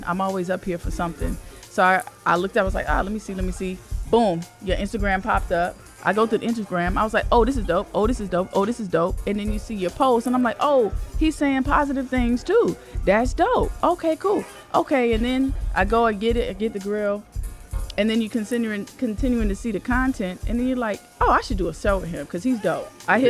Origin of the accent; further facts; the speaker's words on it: the South, United States; I'm from the South